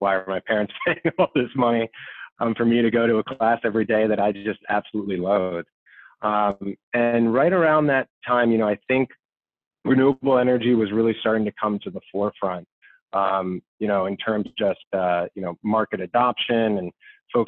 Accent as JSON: {"language": "English", "area": "outside of the Philadelphia area", "region": "Pennsylvania", "country": "United States", "tie": "born or raised there", "also_born_or_lived": "Washington, D.C. / Ohio", "moved": "as an adult", "said": "I grew up in Washington, D.C., born and raised outside of the Philadelphia area"}